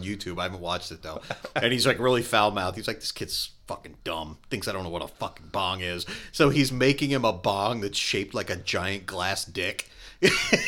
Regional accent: Pennsylvania, United States; I grew up in Pennsylvania.

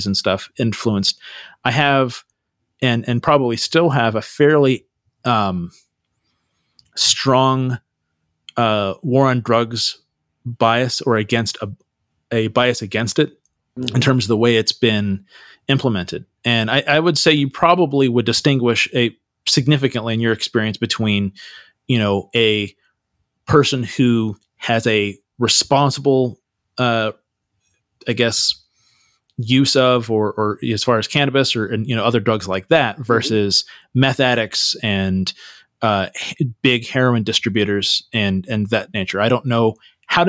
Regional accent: Santa Cruz, California, United States; I grew up in Santa Cruz.

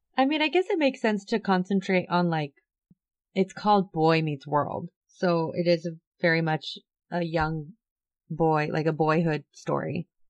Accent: Southern California, United States; I grew up in Southern California.

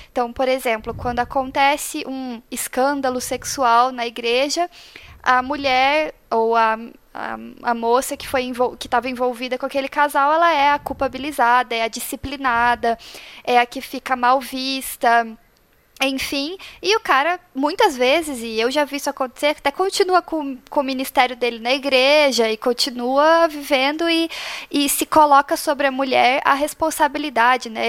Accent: Paraná, Brazil; also born or lived in Curitiba; eu sou do Paraná, moro em Curitiba atualmente

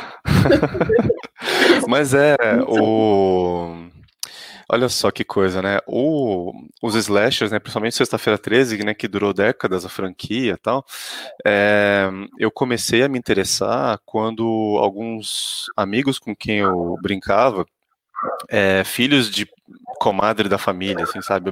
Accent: Santos, São Paulo, Brazil; eu sou de Santos originalmente

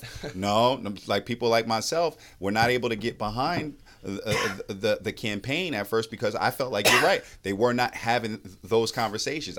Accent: New York City, New York, United States; now in Mecklenburg County, United States; I grew up in New York City public schools and a family of public school educators.

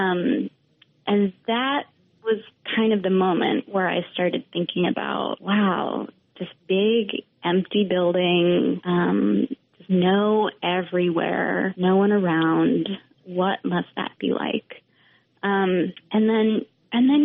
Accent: Vermont, United States; moved away; also born or lived in Western Massachusetts; I grew up in Vermont

